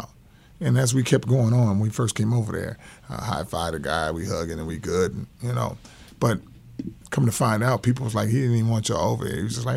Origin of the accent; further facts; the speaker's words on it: Los Angeles, California, United States; I'm coming from South Central